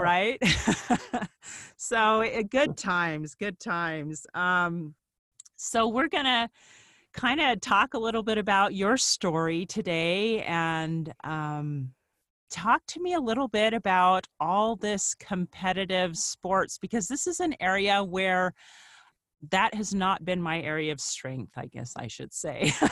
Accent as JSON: {"language": "English", "region": "Northern Virginia", "country": "United States", "tie": "born or raised there", "said": "We grew up together in Northern Virginia"}